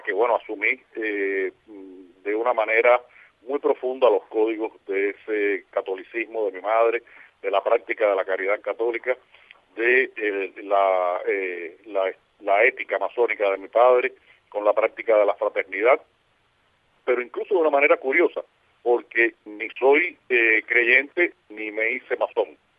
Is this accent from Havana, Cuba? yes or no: yes; Havana, Cuba; accent: Havana Spanish norm; el lugar donde yo nací, donde vivo